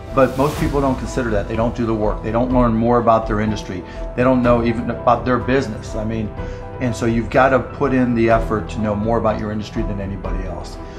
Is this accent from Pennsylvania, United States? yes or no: yes; Pittsburgh, Pennsylvania, United States; I grew up in Pittsburgh